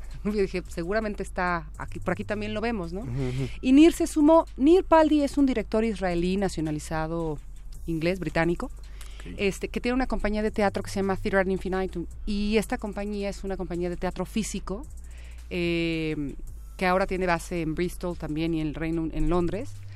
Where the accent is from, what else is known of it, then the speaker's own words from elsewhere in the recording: Mexico; yo siendo mexicana, clase media